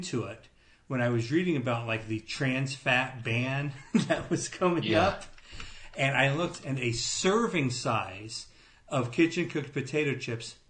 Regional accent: Avon, Illinois, United States; moved away; you and Babs came to visit me Avon

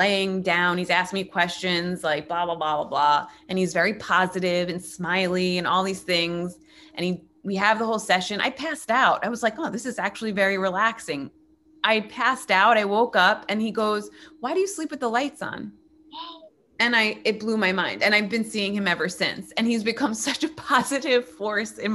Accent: New York, United States; now in Los Angeles, United States; I'm a New Yorker.

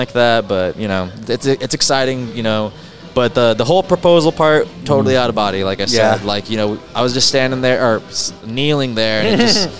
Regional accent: Harlingen, Texas, United States; also born or lived in San Antonio; Yes, I'm from Harlingen originally.

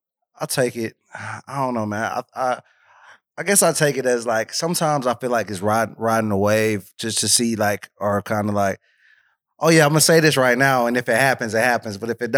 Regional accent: Georgia, United States; Stone Mountain and Lithonia. So yeah, just from around Autumn Park.

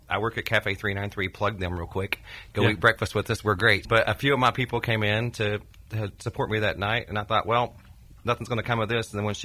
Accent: Oklahoma, United States; moved away as an adult; also born or lived in Arkansas / Branson, Missouri; now in Nashville, United States; I grew up in Oklahoma. I lived there until I was 23 years old. And then I moved to Arkansas for a few years.

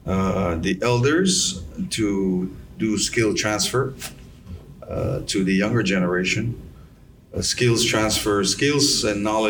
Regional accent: Yap, Micronesia; moved away; also born or lived in Pohnpei

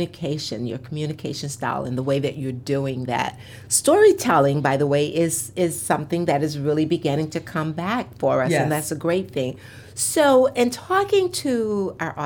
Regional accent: Mississippi, United States; We're from Mississippi. My mom had 9 children, all natural childbirth

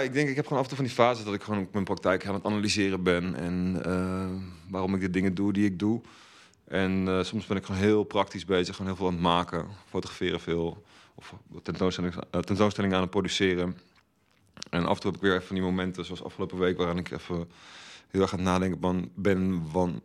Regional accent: Velp, Gelderland, Netherlands; moved away as an adult; also born or lived in The Hague; now in Rotterdam, Netherlands; ik ben opgegroeid in Velp, klein dorpje naast Arnhem

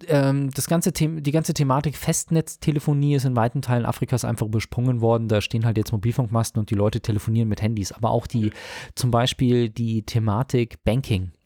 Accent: Munich, Bavaria, Germany; ich schimpf mich ja gebürtiger Münchner

